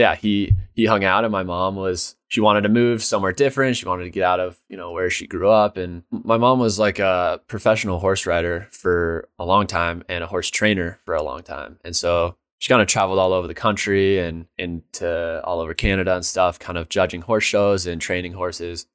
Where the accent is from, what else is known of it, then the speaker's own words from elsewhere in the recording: Dillon, United States; growing up in Dillon, there was very little